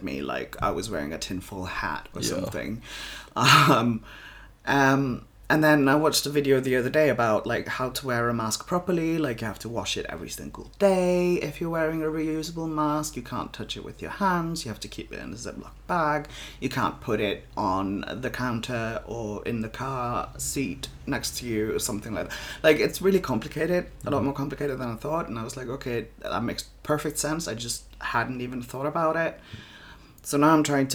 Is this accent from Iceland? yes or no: yes; Iceland